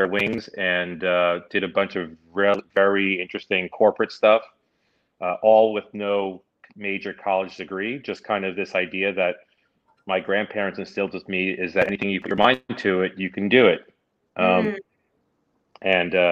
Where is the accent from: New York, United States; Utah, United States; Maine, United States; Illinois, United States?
New York, United States; New York City; moved away as an adult; I'm a New York City native. I grew up in New York.